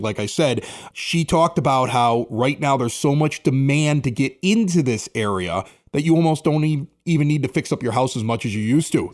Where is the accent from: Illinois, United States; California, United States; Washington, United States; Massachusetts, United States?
Illinois, United States; Chicago; also born or lived in West Coast / East Coast; I've lived here in, in Chicago, I grew up on the South Side